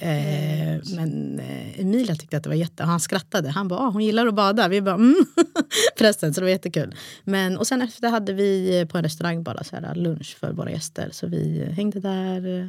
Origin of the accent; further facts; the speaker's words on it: Stockholm, Stockholm County, Sweden; ursprung Eritrea. Båda mina föräldrar är från Eritrea. Och stad Stockholm.